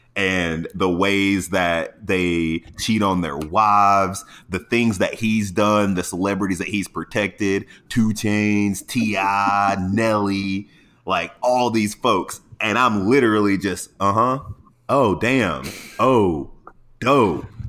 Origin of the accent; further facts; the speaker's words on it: Atlanta, Georgia, United States; now in San Diego, United States; I'm from Atlanta